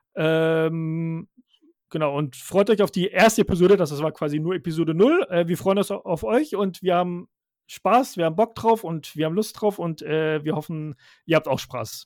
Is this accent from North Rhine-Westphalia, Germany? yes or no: no; Stuttgart, Baden-Württemberg, Germany; moved away as an adult; now in Rhine-Main area, Germany; ich bin in äh, Stuttgart ganz normal aufgewachsen und geboren, also in Schwabe